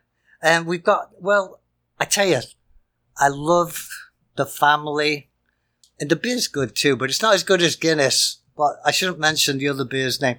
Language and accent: English; United Kingdom; moved away; if that's allowed. Even though I am a Limey, I'm not anymore. I'm old.